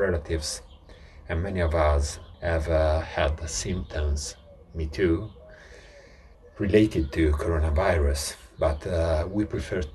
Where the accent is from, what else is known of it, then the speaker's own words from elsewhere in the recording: Bergamo, Lombardy, Italy; we are from Bergamo, we are from Lombardy